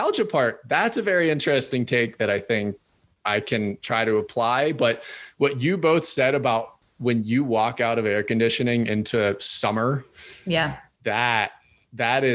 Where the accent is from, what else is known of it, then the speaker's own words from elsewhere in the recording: Pennsylvania, United States; growing up in Pennsylvania